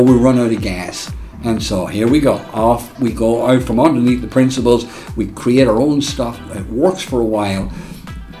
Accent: Ireland; now in United States; I'm from Ireland, born and reared

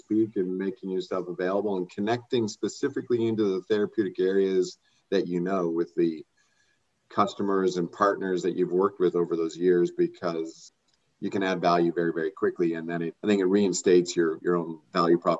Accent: Canada; as Canadians and as a Canadian life sciences community

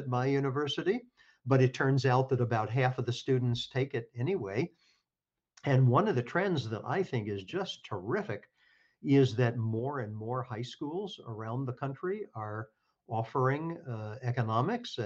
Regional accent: Kentucky, United States; moved away; I come from Kentucky, and I went to a public high school in Kentucky

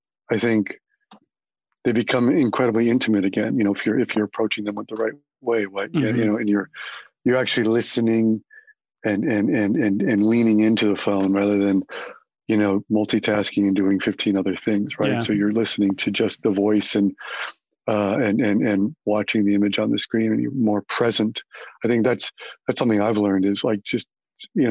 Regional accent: Chicago, Illinois, United States; born or raised there; moved away as an adult; now in New York, United States

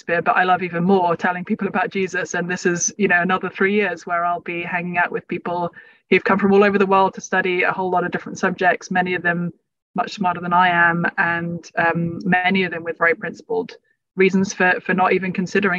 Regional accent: London, United Kingdom; also born or lived in Cambridge; I was growing up in London

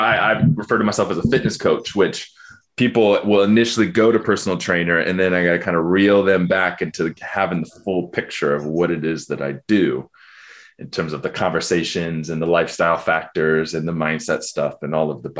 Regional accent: Ann Arbor, Michigan, United States; growing up in Ann Arbor.

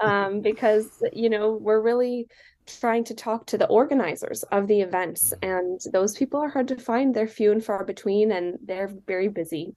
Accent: Silicon Valley, California, United States; now in Seattle, United States; I live in Seattle, but I grew up in the Silicon Valley in California

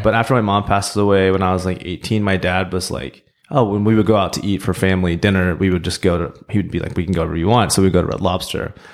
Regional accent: Oklahoma, United States; also born or lived in Seoul, South Korea; Growing up in Oklahoma

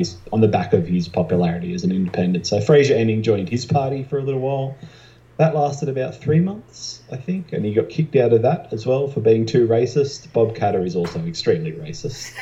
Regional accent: New South Wales, Australia; my home state, actually

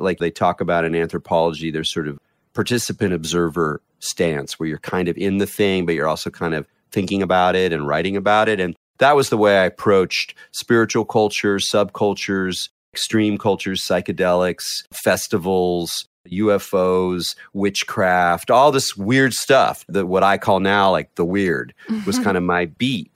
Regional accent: North County, north of San Diego, Southern California, United States; I grew up in Southern California on the coast of North County, north of San Diego

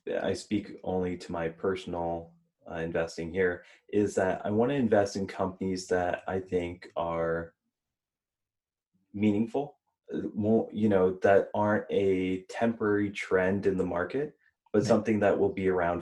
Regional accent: Houston, Texas, United States; I was born in Houston

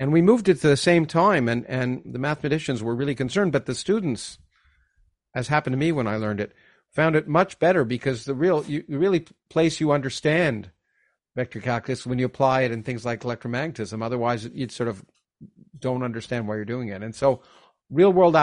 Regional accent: Canada; I grew up in Canada

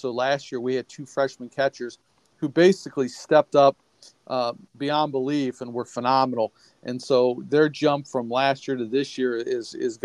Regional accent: Cleveland, Ohio, United States; I am from Ohio. I grew up in Cleveland, Ohio

